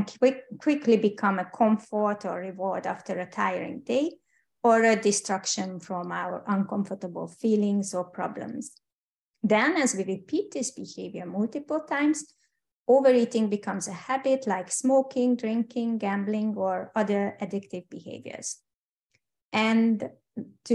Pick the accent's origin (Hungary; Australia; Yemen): Hungary; English is a second language; moved away as an adult; also born or lived in United Kingdom / Switzerland; I'm Hungarian, by the way, and hope you don't mind my accent